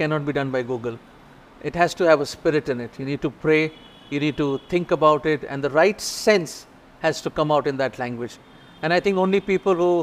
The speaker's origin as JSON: {"language": "English", "region": "Delhi", "country": "India", "said": "I come from Delhi"}